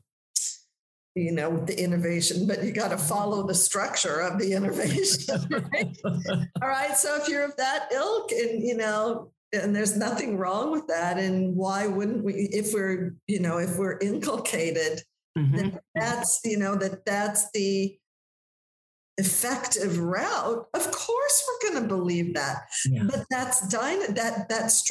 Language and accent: English; Los Angeles, California, United States; moved away as an adult; I was born under the Hollywood sign there